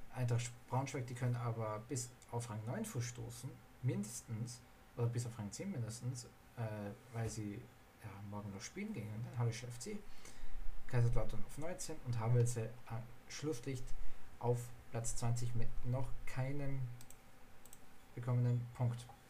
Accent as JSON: {"language": "German", "country": "Austria", "said": "Ich bin ja aus Österreich"}